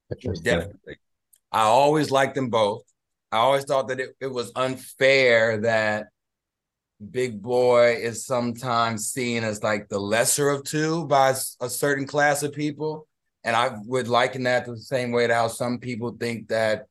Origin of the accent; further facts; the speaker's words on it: Houston, Texas, United States; moved away as an adult; also born or lived in Los Angeles; I'm from Houston, which is the home of screwed and chop music